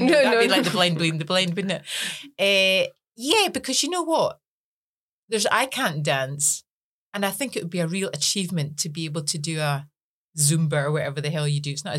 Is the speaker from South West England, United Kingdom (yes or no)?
no; Scotland, United Kingdom